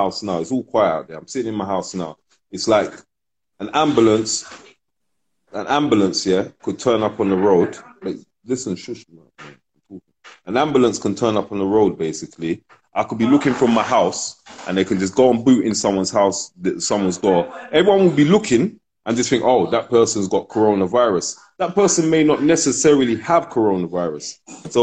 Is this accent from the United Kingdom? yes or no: yes; London, United Kingdom; also born or lived in Ghana; I'm born in London, but I'm Ghanaian